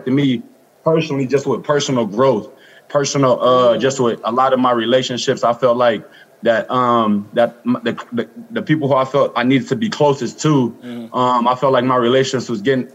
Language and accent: English; Los Angeles, California, United States; born or raised there